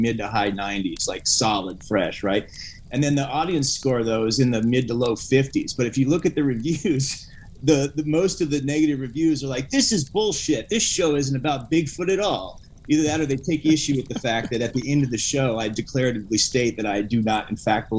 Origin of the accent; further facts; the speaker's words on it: Alaska, United States; moved away; I'm from Alaska originally.